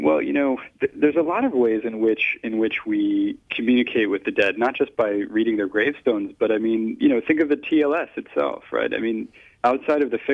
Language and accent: English; United States; as an American